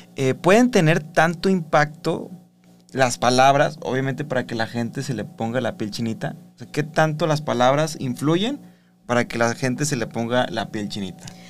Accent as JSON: {"language": "Spanish", "country": "Mexico", "said": "Socialmente los mexicanos celebramos la vida"}